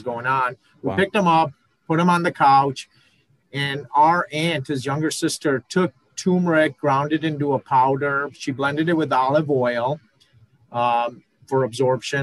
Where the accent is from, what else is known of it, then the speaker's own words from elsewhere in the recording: Pakistan; moved away; I'm originally from Pakistan